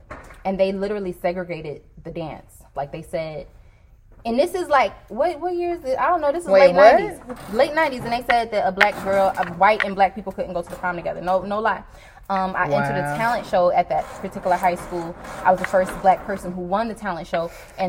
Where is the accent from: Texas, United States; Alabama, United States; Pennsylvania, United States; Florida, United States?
Alabama, United States; also born or lived in New York; I'm from Alabama, but I lived in New York for a long time, so I really didn't deal with that aspect of it because New York is such a melting pot.